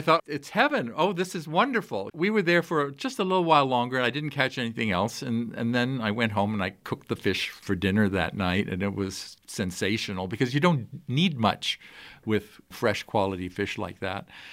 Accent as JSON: {"language": "English", "region": "Shanghai", "country": "China", "tie": "born or raised there", "also_born_or_lived": "Tokyo / San Francisco / Detroit / Naples", "moved": "yes", "lives_now": "Montana, United States", "said": "I grew up in Shanghai"}